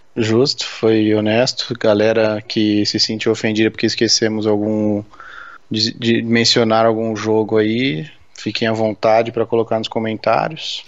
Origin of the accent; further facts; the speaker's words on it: Brazil; moved away; also born or lived in Germany; como bons brasileiros